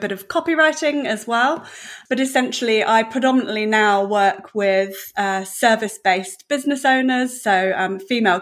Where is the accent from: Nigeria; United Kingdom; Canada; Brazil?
United Kingdom; Devon, South West England; moved away as an adult; now in New Zealand; I'm from the UK, so yeah, I'm from Devon in the UK, and so all my family are still over there. So I came to New Zealand, gosh, well, about 16, 17 years ago or so now.